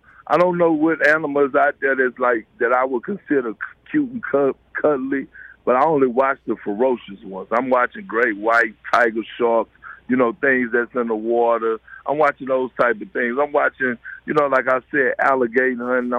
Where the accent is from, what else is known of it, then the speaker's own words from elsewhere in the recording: Beaumont, Texas, United States; As a country boy growing up in Beaumont, Texas